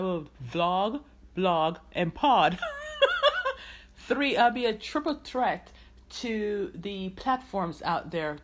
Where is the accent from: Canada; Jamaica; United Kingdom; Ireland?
Jamaica; I am Jamaican